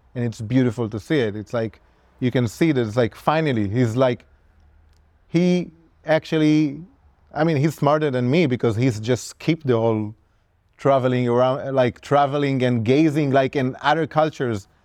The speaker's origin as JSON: {"language": "English", "country": "Israel", "tie": "born or raised there", "said": "when I started tattooing as a kid growing up in Israel"}